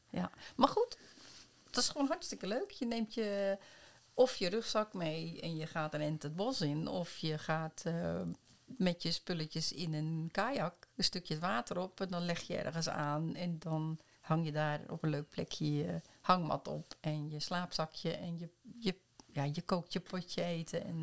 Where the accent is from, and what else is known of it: Netherlands; now in Norway